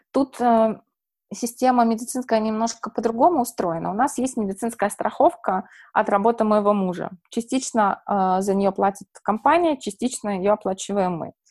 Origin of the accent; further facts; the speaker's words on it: Saint Petersburg, Russia; now in United States; Э, смотрите, я приехала, получается, из Петербурга с диагнозом бесплодия